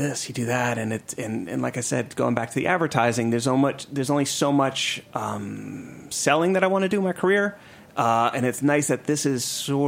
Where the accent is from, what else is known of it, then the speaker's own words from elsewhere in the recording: New York, United States; moved away as an adult; also born or lived in Atlanta; I grew up in New York